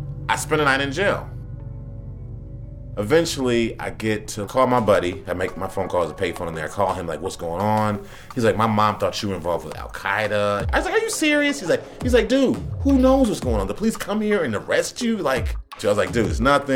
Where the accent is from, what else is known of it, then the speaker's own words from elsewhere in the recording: Chicago, Illinois, United States; now in New York City, United States; I'm not from New York. I'm from Chicago